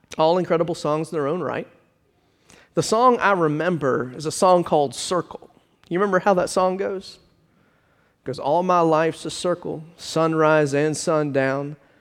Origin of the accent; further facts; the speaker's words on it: Richmond Hill, Georgia, United States; Growing up in Richmond Hill, Uh, my parents used to listen to ninety-seven point three W A E V